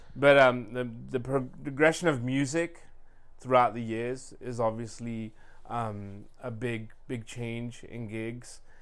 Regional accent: England, United Kingdom; now in Sacramento, United States; growing up in England, I had all the music

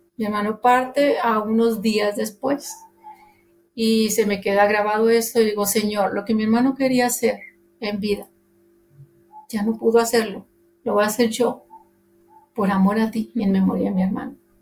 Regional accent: Monterrey, Nuevo León, Mexico; soy de Monterrey, Nuevo León, México. Este, nacida allí en el mero centro de Monterrey

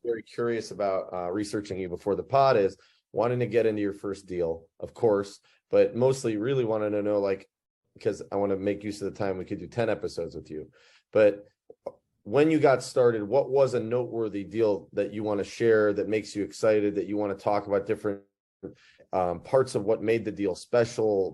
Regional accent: Cleveland, Ohio, United States; I was born in Cleveland, Ohio

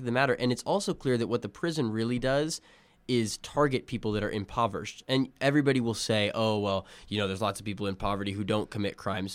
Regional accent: Illinois, United States; I was born in Illinois

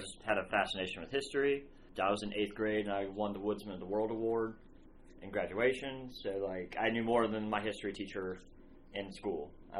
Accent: Louisiana, United States; I grew up in Louisiana, and you know, I have family that came not too long, recently

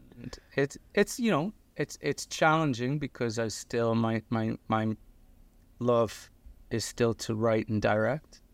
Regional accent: Liverpool, North West England, United Kingdom; now in United States; I got an accent. I'm originally from Liverpool in the north of England.

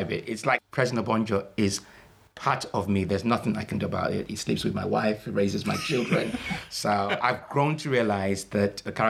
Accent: Nigeria; also born or lived in Liverpool, United Kingdom; I went back at the age of five and I came back at the age of 19.

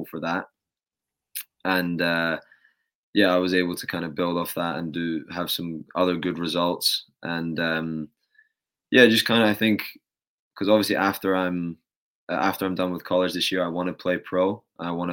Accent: United Kingdom; moved away as an adult; now in United States; as a British tennis player

